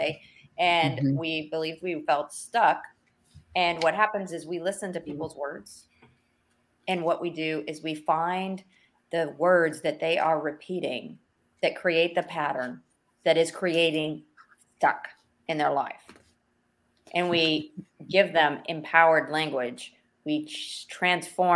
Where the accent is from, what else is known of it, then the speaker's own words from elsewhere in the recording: Texas, United States; we're from Texas, so you got to understand. We live in Texas.